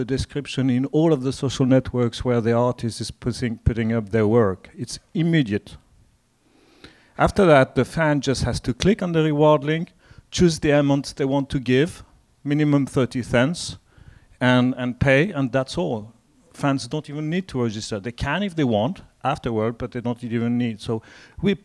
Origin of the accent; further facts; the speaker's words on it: France; accent: French; English is a second language; I come from France, as you can hear from the accent.